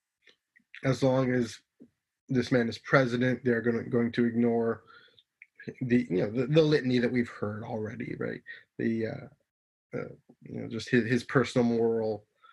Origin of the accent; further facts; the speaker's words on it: Canada; I'm Canadian